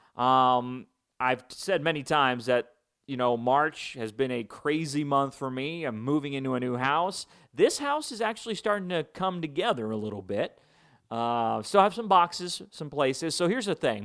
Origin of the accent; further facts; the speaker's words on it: Chicago, Illinois, United States; moved away; Big White Sox fan, grew up in Chicago. Not grow up in Chicago. I was born in Chicago.